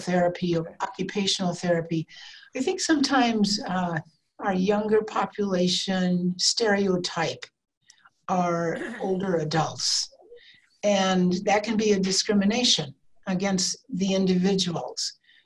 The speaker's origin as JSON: {"language": "English", "region": "Iowa", "country": "United States", "tie": "born or raised there", "also_born_or_lived": "Spokane, Washington", "moved": "as an adult", "lives_now": "Idaho, United States", "said": "I was born and raised in the Midwest in Iowa from a big family"}